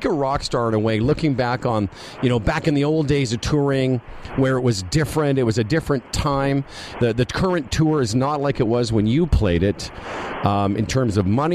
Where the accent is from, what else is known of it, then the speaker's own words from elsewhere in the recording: Moose Jaw, Saskatchewan, Canada; moved away; also born or lived in United States; I grew up in Moose Jaw, Saskatchewan.